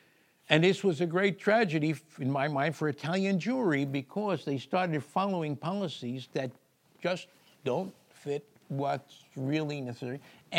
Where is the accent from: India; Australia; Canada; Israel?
Israel; Maybe, I'm from Israel, I don't agree